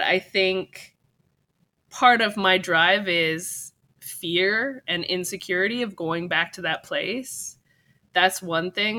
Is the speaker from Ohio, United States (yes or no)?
no; California, United States; also born or lived in Japan; I'm from California